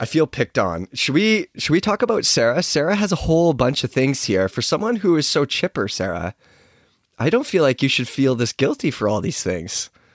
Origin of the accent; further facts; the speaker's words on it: Chilliwack, British Columbia, Canada; I grew up riding bikes in Chilliwack